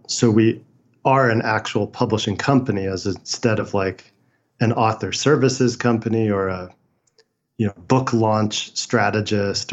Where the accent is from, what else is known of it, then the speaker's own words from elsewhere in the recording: San Francisco, California, United States; I was born in San Francisco in 1981.